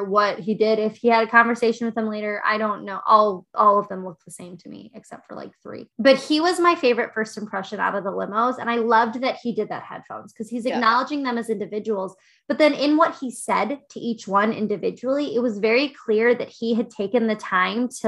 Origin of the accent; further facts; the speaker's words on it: outside of Chicago, Illinois, United States; Now I live in Chicago. I grew up outside of Chicago